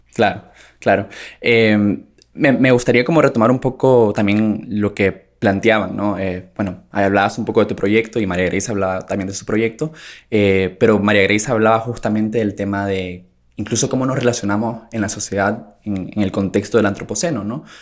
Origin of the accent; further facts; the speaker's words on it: Nicaragua; sociólogo nicaragüense